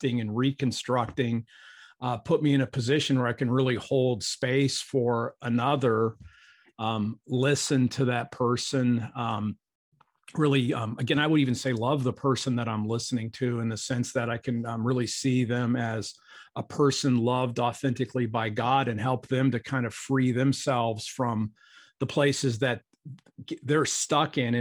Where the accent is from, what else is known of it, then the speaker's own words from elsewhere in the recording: Akron, Ohio, United States; I grew up in Akron, Ohio